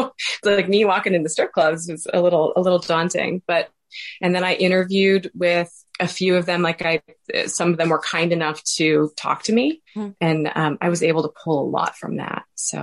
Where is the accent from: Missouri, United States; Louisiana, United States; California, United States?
Missouri, United States; Washington; He was from my hometown. And so I was from a really small town in Washington, Missouri. So that was kind of a big deal.